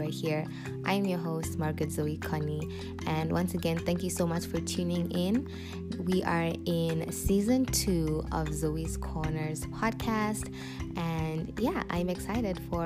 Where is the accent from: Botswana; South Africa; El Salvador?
Botswana; moved away as an adult; now in Zambia; I was born and raised in Botswana for 18 years.